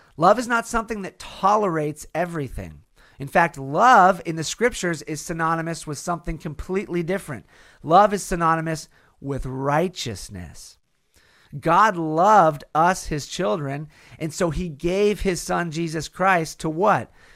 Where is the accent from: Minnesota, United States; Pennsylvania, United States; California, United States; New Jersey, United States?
California, United States; in California, in my home state